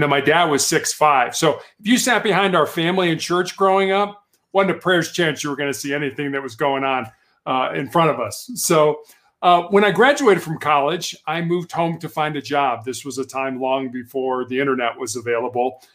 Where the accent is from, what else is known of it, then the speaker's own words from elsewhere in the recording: Chicago, Illinois, United States; moved away; I was born and raised in Chicago, Illinois